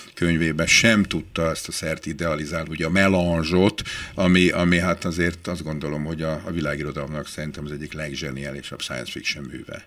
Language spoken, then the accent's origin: Hungarian; Budapest, Hungary; én benyerekeskedtem Budapest belvárosába, a Párizsi udvar című házban, én ott nőttem föl